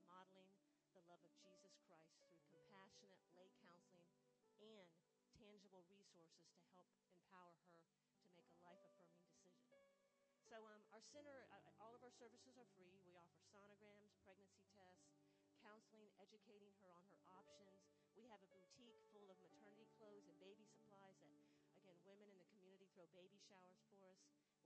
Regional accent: Sanford, Florida, United States; also born or lived in Germany; I'm from Sanford, Florida

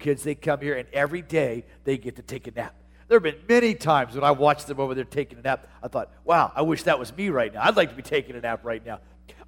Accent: Tucson, Arizona, United States; moved away as an adult; also born or lived in Portland; my hometown in Tucson, Arizona

